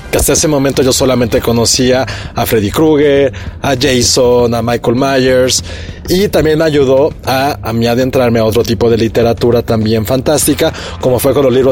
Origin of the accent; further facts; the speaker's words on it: Mexico; a mí en mi caso, que no, no crecí en México, pues, nada más tenía como yo conciencia de mi país literariamente e infantilmente, porque era un niño, acerca de La Llorona